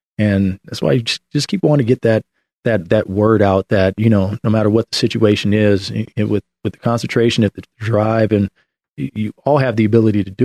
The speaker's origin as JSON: {"language": "English", "town": "Oakland", "region": "California", "country": "United States", "tie": "born or raised there", "said": "I'm originally from the Bay Area. I grew up in Oakland."}